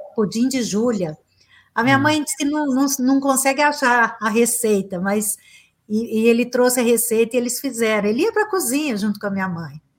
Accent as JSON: {"language": "Portuguese", "town": "Uberaba", "region": "Minas Gerais", "country": "Brazil", "tie": "born or raised there", "also_born_or_lived": "São Paulo / Los Angeles", "said": "eu nasci em Uberaba e atualmente estou morando aqui também"}